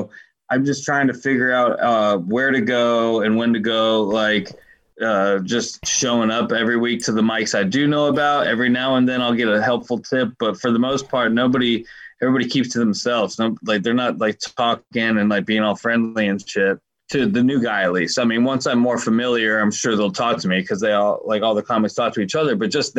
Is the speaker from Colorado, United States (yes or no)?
yes; Colorado, United States; but like I came from Colorado, so like I'm used to a completely different environment